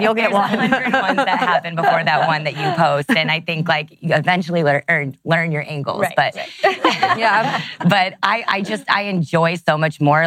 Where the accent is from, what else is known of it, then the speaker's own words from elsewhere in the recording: Texas, United States; I grew up in Texas